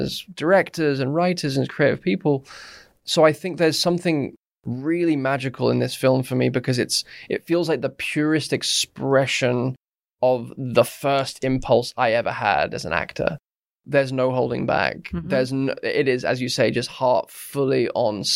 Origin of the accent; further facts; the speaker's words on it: Surrey, South East England, United Kingdom; growing up in Surrey and, you know, in a quite a stuffy, you know, middle-class kind of area of England